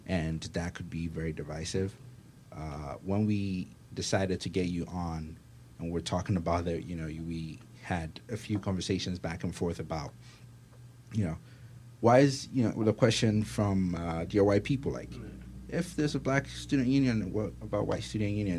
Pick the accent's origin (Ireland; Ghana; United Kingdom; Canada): Ghana; now in United States; I'm from Ghana